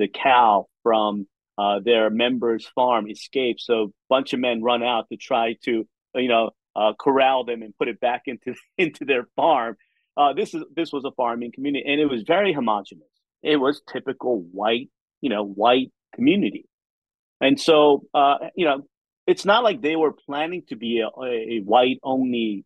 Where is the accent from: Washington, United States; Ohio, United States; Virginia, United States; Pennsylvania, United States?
Pennsylvania, United States; Philadelphia; also born or lived in South Korea; now in Charlotte, United States; I grew up in Philadelphia